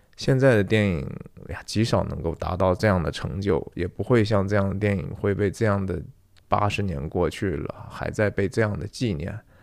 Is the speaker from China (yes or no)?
yes; Taiyuan, Shanxi, China; 也是我们太原人